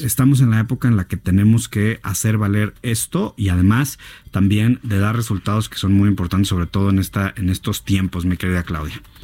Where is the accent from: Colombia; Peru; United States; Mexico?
Mexico; todos los mexicanos